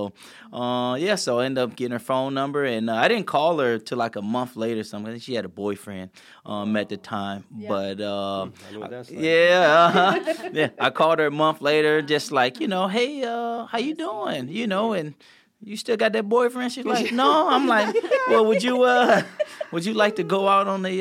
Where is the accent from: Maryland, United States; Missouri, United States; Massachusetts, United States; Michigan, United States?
Missouri, United States; St. Louis; we grew up in St. Louis, and we grew up in the city of it. And so it was, like, it was tough growing up there